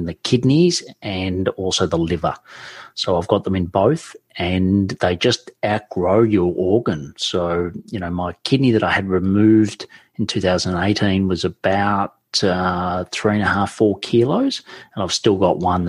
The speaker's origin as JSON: {"language": "English", "region": "Victoria", "country": "Australia", "tie": "born or raised there", "said": "I was born and raised in Victoria, which is the state"}